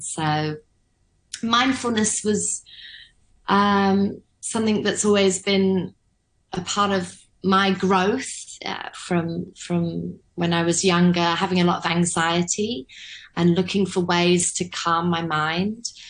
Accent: London, United Kingdom; now in Hong Kong; back in London, where I'm from

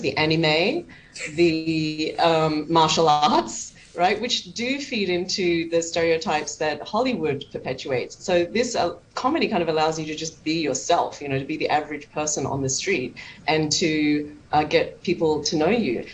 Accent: Australia; I'm Chinese Australian. I can relate to both the white Australian experience and the Chinese in Australia experience.

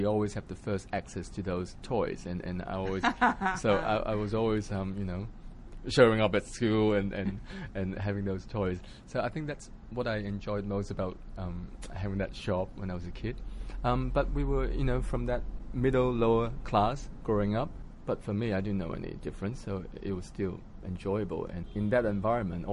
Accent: Hong Kong; moved away; also born or lived in Australia; I was born in Hong Kong. I was born in a suburb called Ngau Tau Kok in the Kowloon side. It's a housing project. So 7 of us in the family, we all lived in this 200 square feet flat in Hong Kong growing up

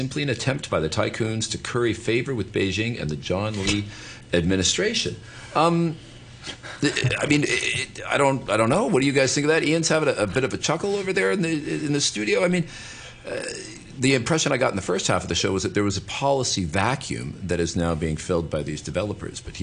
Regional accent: Vancouver, British Columbia, Canada; now in Hong Kong; I'm from Vancouver

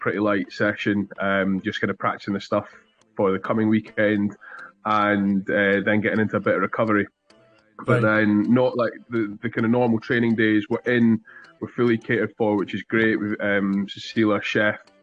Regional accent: Dunfermline, Scotland, United Kingdom; now in Worcester, United Kingdom; I started playing rugby from the age of seven at Dunfermline Rugby Club, my hometown

